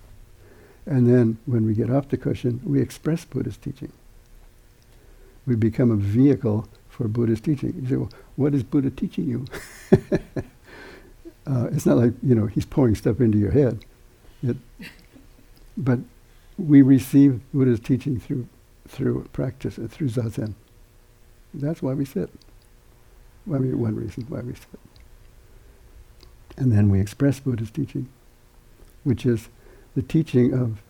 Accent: United States; we're Americans

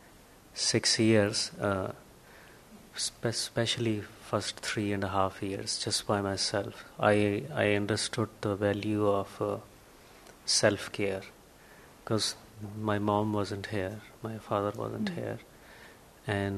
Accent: India; moved away as an adult; I was born and raised in India

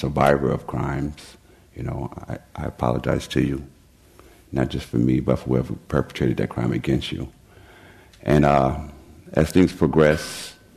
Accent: New York, United States; I was born and raised in New York to a very dysfunctional family

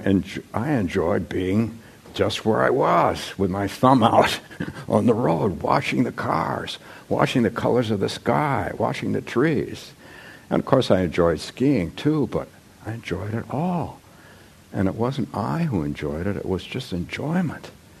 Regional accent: Palo Alto, California, United States; moved away; also born or lived in Menlo Park / Atherton; When I was growing up in Palo Alto and Menlo Park and Atherton

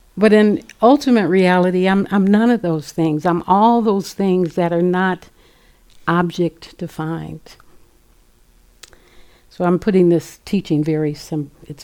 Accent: Los Angeles, California, United States; growing up in South Central Los Angeles

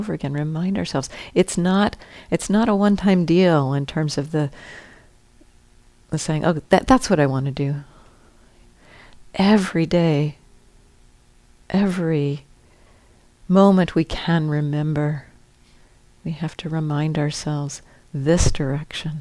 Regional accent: United States; growing up in the United States

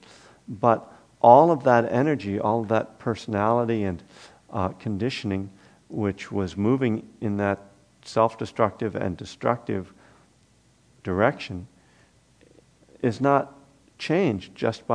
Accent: East Coast, United States; moved away; also born or lived in Boston; I'm from the East Coast too. So, and I actually lived in Boston.

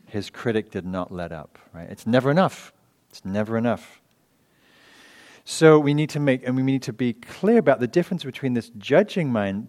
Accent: England, United Kingdom; moved away; from England

